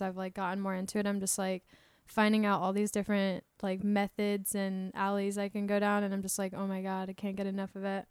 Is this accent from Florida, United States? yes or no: yes; Tampa, Florida, United States; I'm from Tampa, Florida.